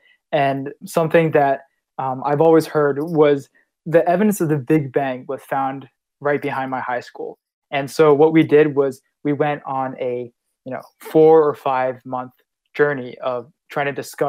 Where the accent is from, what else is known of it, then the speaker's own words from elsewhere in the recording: Holmdel, New Jersey, United States; I come from Holmdel, New Jersey, and that's a town in central New Jersey.